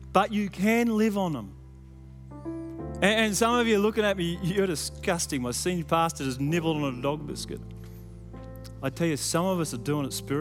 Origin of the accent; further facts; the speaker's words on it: Sydney, New South Wales, Australia; Growing up in Western Sydney, my grandfather had a little market garden